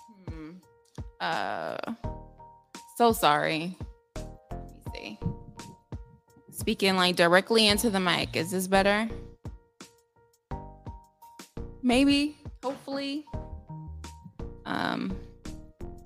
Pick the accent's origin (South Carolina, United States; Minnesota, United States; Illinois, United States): Illinois, United States; Chicago; We're from Chicago.